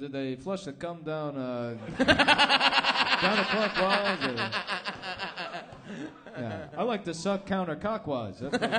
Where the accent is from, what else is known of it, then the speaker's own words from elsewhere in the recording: United States; I'm from America.